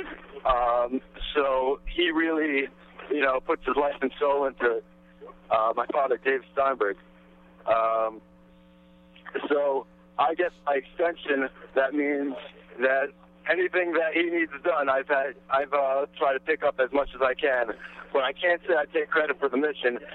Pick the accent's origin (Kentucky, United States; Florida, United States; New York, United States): New York, United States; New York City; also born or lived in Jerusalem; I'm from Queens originally